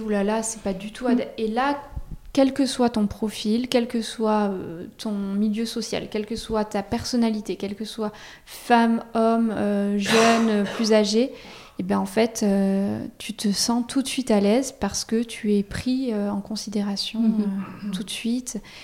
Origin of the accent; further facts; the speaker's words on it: Auvergne-Rhône-Alpes, France; moved away as an adult; now in Bordeaux, France; moi, je suis pas du tout de la région, je suis d'Auvergne. Je débarque à Bordeaux pour mes études